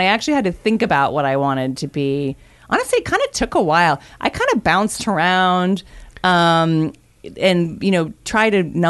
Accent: San Diego, California, United States; I grew up in San Diego

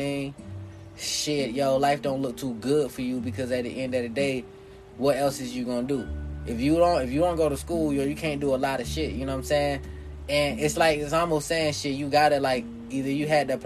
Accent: the South, United States; I'm born in the South. Southern people have a little different disposition than North people

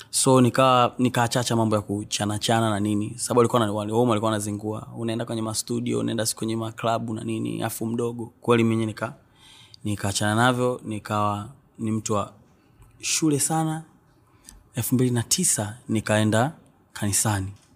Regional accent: Mbeya, Tanzania; also born or lived in Tukuyu (ancestral, Nyakyusa); asili yangu ni huko lakini nimezaliwa Mbeya mjini. Uh, nimekulia Mbeya mjini Nzovwe

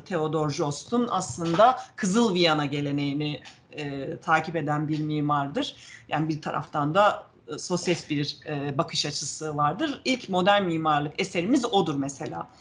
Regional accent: Ankara, Turkey; also born or lived in Manisa; 3 yaşında Ankara'ya gelmişiz. Ankara'da büyüdüm ben

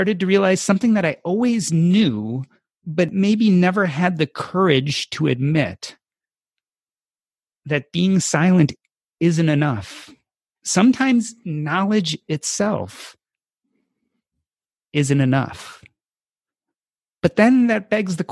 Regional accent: Evanston, Illinois, United States; Growing up in Evanston

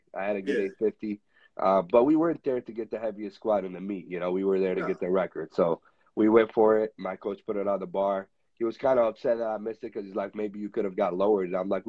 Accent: Michigan, United States

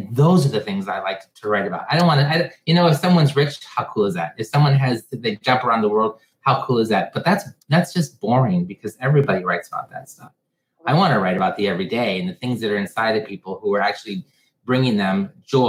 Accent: Michigan, United States; I'm from Michigan, and whenever you want to know if someone's going to go with you somewhere, you don't say, do you want to come with me? You say, do you want to go with?

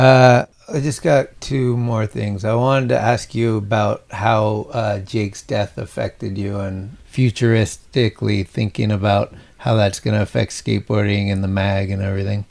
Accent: Redwood City, California, United States; also born or lived in San Francisco; I, grew up in the peninsula and then I moved to the city

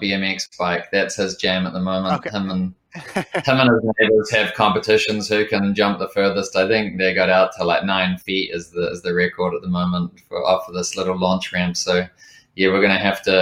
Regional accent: Lower Hutt, Wellington, New Zealand; working my way up through some of the more challenging kitchens in Lower Hutt, my hometown

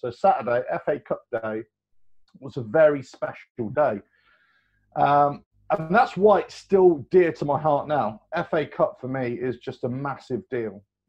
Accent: West Midlands, United Kingdom; I never grew up in London. I grew up in Worcestershire, right just south of Birmingham.

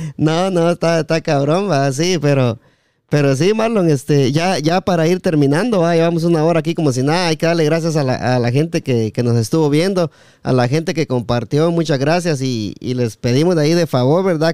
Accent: El Progreso, Jutiapa, Guatemala; also born or lived in Las Malvinas; now in United States; estamos aquí en Estados Unidos y somos de Jutiapa, del Progreso especialmente

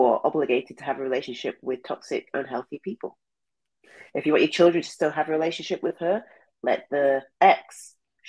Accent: England, United Kingdom; moved away; I'm from England

